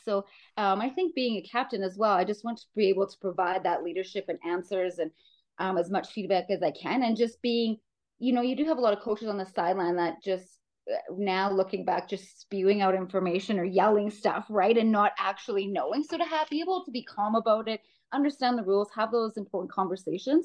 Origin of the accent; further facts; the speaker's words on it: Saskatchewan, Canada; moved away as an adult; now in Calgary, Canada; growing up in Saskatchewan